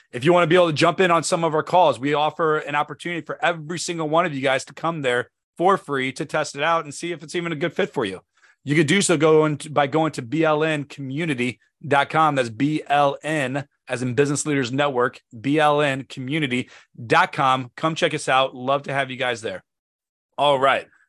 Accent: St. Louis, Missouri, United States; now in Northern Virginia, United States; Saint Louis, Missouri. If you've never been there, that is my hometown. That is where I'm from.

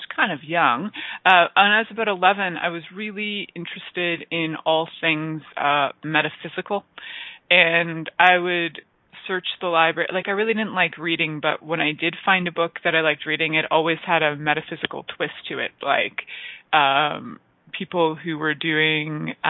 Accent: Toronto, Ontario, Canada; also born or lived in Niagara area; I grew up in Toronto, for the most part.

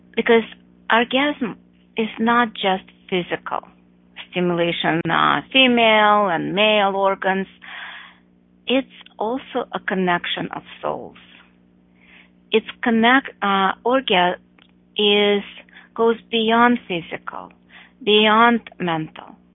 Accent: Russia; moved away; I grew up in Russia, and I'm talking about communist Russia. I left in the 80s

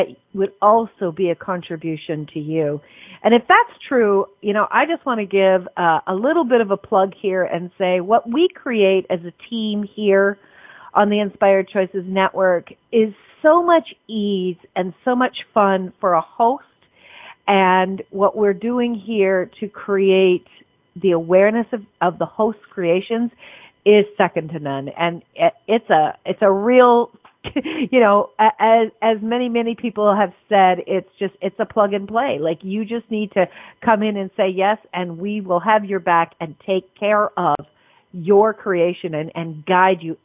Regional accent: Canada; I'm a Canadian

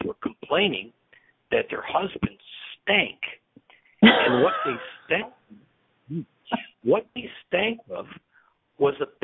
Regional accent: Canada; as a Canadian, I'm conservative

